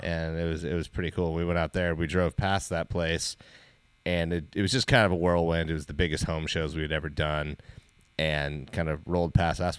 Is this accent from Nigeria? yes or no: no; Wasilla, Alaska, United States; moved away; we grew up in Wasilla